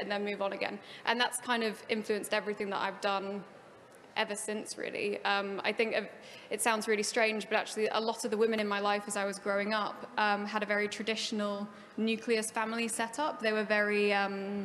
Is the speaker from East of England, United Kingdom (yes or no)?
no; Preston, North West England, United Kingdom; I grew up in the Northwest in Preston